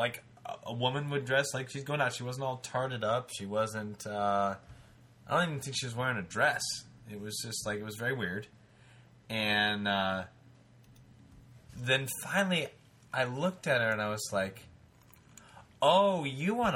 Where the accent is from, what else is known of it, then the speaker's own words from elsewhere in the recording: Denver, Colorado, United States; I'm from Denver